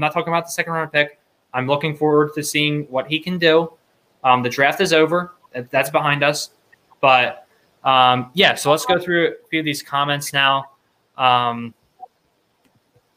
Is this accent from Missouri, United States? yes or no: no; Philadelphia, Pennsylvania, United States; just a couple guys from Philly.